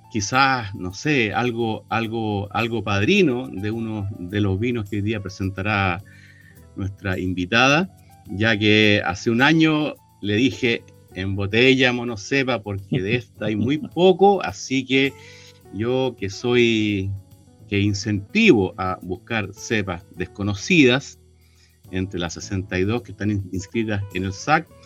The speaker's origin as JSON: {"language": "Spanish", "town": "Viña del Mar", "region": "Valparaíso", "country": "Chile", "tie": "born or raised there", "said": "mis, primeros cuatro años los viví en la calle La Torre"}